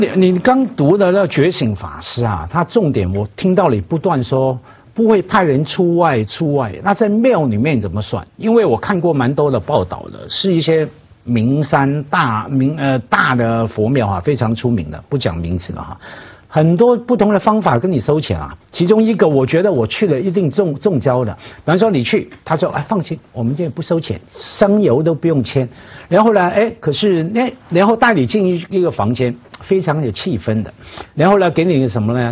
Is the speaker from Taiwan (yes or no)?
no; Hong Kong; 当然香港是合法的哈，我们在这样的社会成长，真的不觉得的。